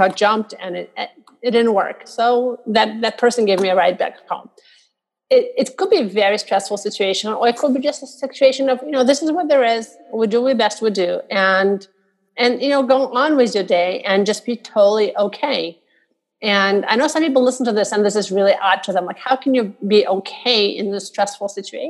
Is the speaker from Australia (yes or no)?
no; Russia; moved away; growing up in Russia, one of the things you're taught is that nobody cares what you think